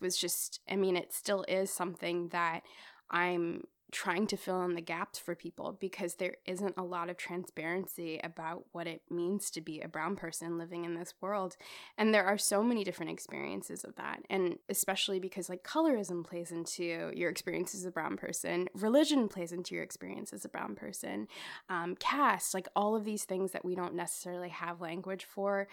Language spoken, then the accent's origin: English; Australia; I grew up in Australia. I grew up around mainly white people